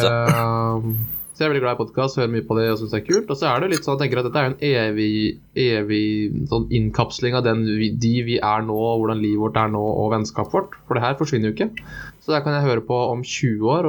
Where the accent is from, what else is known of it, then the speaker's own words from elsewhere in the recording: Porsgrunn, Telemark, Norway; moved away as an adult; also born or lived in Oslo; now in Bergen, Norway; Vokst opp i, eh, på Grønli, som er den fine delen av Porsgrunn.